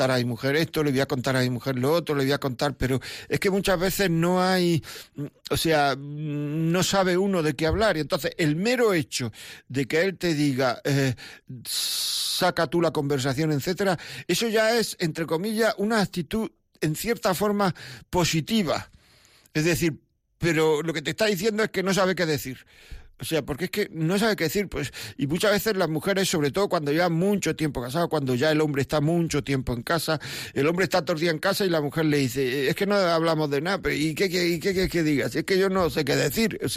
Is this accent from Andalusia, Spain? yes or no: yes; Granada, Andalusia, Spain; yo es que soy andaluz, yo soy de Granada.